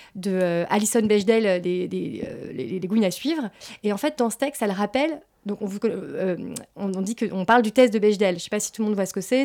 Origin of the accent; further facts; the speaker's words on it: France; j'ai grandi, euh, voilà, j'ai grandi en France